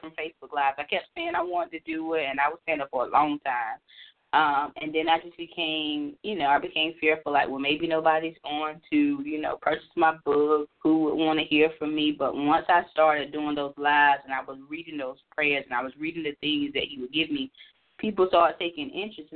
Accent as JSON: {"language": "English", "region": "North Carolina", "country": "United States", "moved": "as an adult", "lives_now": "Maryland, United States", "said": "I'm originally from North Carolina, and I have worked all over the state of North Carolina"}